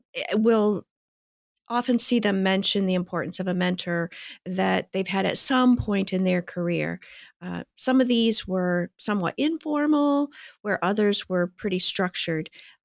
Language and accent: English; Midwest, United States; moved away as an adult; When I first graduated from college, I moved from the Midwest to Washington State. And I was the first in my family to move away like that.